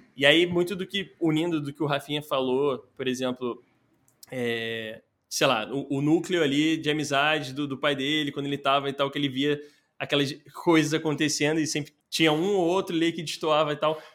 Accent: Rio de Janeiro, Brazil; eu nasci ali na, na Muda, né? Que é a região da Tijuca ali do Rio de Janeiro

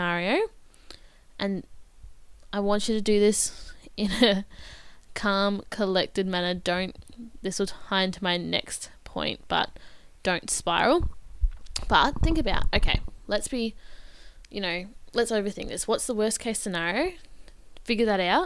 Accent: Bendigo, Victoria, Australia; if I stayed in my hometown

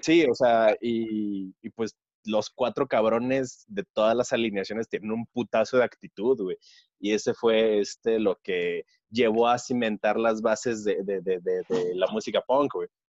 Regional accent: Sonora, Mexico; moved away; soy de Sonora

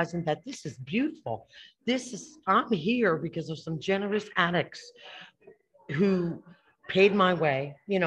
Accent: Passaic, New Jersey, United States; moved away; My peoples are the Passaic area in New Jersey

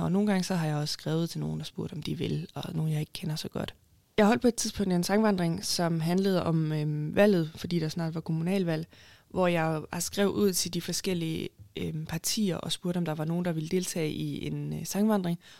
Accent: Haderslev, Southern Denmark, Denmark; moved away as an adult; also born or lived in Copenhagen; jeg er fra Haderslev, og så har jeg boet i København i cirka syv år. Og så flyttede jeg så tilbage til Haderslev

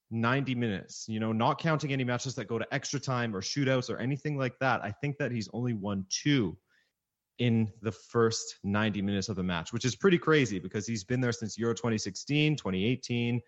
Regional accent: Canada; I was born and raised in Canada, I always watched Portuguese football.

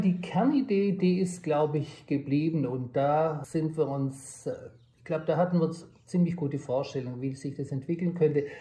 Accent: southwest Germany, Germany; moved away as an adult; also born or lived in Tübingen / Stanford; now in Bayreuth, Germany; Ich komme ursprünglich aus dem Südwesten der Republik

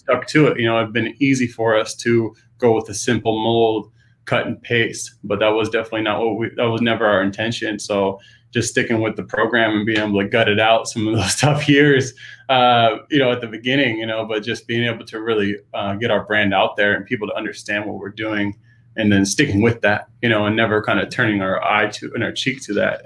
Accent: Pacific Northwest, United States; growing up in the Pacific Northwest

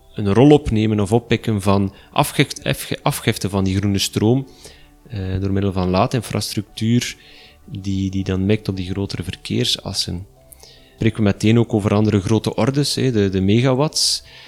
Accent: Flanders, Belgium; bij ons in Vlaanderen

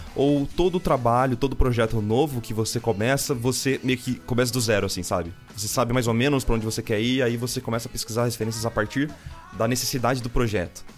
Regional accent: Bauru, São Paulo, Brazil; sou de Bauru

